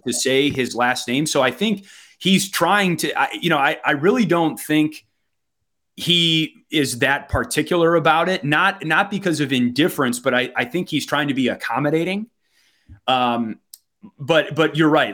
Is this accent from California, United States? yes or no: no; Wisconsin, United States; accent: Wisconsin; my Wisconsin accent